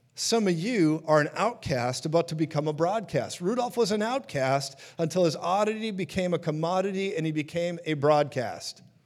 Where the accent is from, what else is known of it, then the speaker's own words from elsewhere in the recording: Minneapolis, Minnesota, United States; I'm from Minneapolis, Minnesota